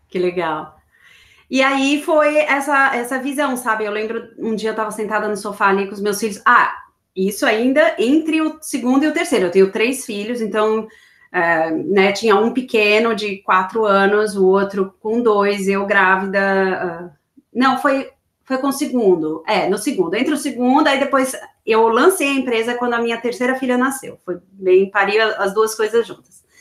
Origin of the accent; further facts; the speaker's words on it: São Paulo, Brazil; now in Florida, United States; Eu, eu sou de São Paulo, morei a vida inteira em São Paulo.